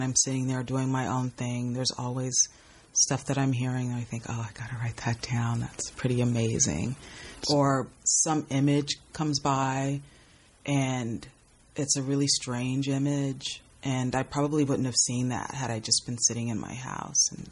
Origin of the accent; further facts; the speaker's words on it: Los Angeles, California, United States; also born or lived in West Covina; I'm born and raised in Los Angeles.